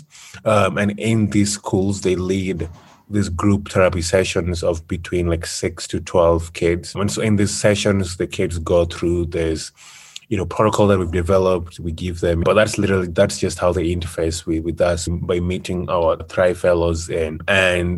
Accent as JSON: {"language": "English", "country": "Kenya", "moved": "as an adult", "said": "my home country of Kenya"}